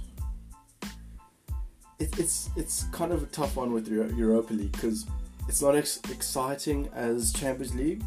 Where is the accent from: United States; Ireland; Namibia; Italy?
Italy; My home country, they're the final Italian side